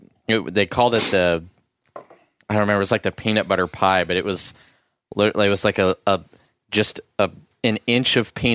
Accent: East Texas, United States; I'm from East Texas.

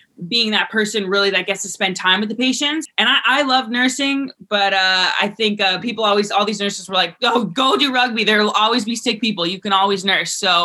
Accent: Vermont, United States; I came from Vermont

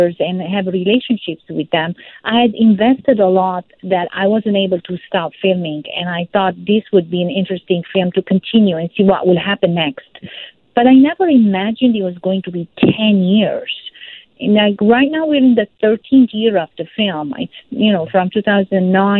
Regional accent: Lebanon; also born or lived in Syria; I felt this tension growing up in Lebanon, especially during the Lebanese Civil War, through the politics. And I also felt it because I'm very close to both countries. My mom is Syrian. I was born in Syria

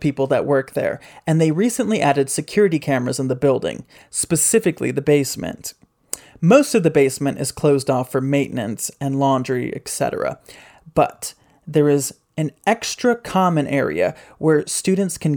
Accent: Grand Rapids, Michigan, United States; moved away; my hometown of Grand Rapids, Michigan

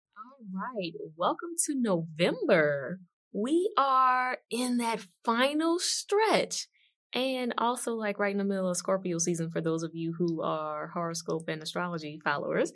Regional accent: New Orleans, Louisiana, United States; born or raised there

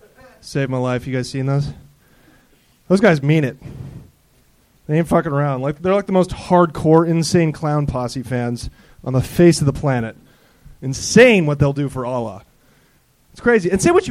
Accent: Portland, United States

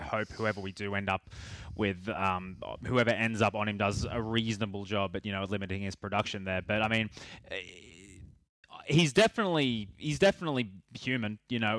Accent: Australia; being from sort of my hometown

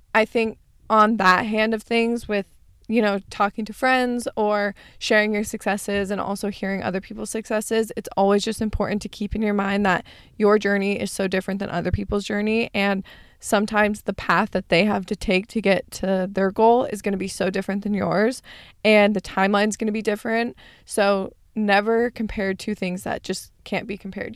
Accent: Arizona, United States; born or raised there; moved away as an adult; now in California, United States

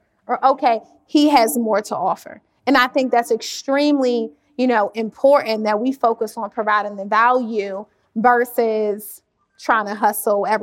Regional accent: Washington, District of Columbia, United States; I grew up in Washington, D.C.

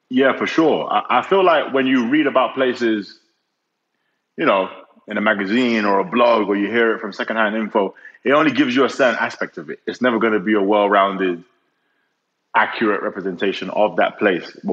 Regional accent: Nigeria; also born or lived in four different countries; I'm Nigerian, but I don't think I've I had a typical Nigerian upbringing

